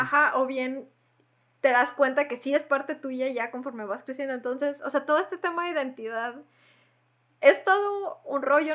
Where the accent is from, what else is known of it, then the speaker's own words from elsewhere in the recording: Mexico; compartimos todas las mexicanas